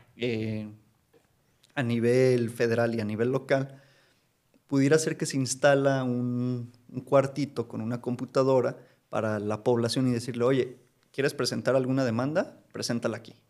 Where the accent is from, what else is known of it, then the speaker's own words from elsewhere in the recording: Mexico; como mexicanos